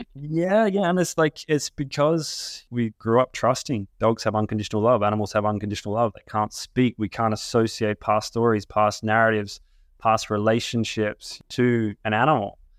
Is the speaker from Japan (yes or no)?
no; Australia; growing up in Australia